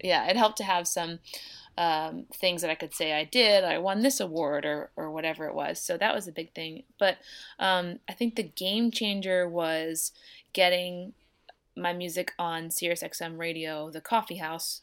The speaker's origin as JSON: {"language": "English", "town": "Downingtown", "region": "Pennsylvania", "country": "United States", "tie": "born or raised there", "moved": "yes", "lives_now": "Nashville, United States", "said": "I grew up outside of Philadelphia in a little town called Downing Town"}